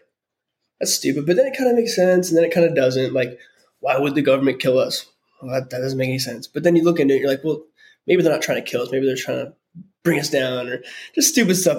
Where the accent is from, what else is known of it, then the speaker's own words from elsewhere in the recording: Hawaii, United States; moved away; I grew up in Hawaii.